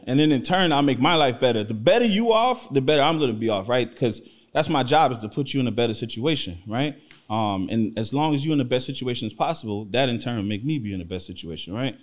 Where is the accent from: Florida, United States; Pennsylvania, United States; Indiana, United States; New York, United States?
Florida, United States; Miami; also born or lived in New Orleans, Louisiana; I was born in New Orleans, but I grew up in Miami, Florida. I've been in Miami since I was like, I don't know, like five years old. So, I'm from Miami